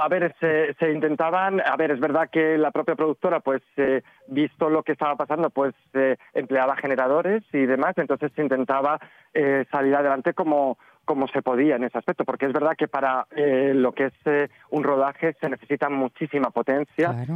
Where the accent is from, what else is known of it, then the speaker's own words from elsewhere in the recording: Spain; cómo somos los españoles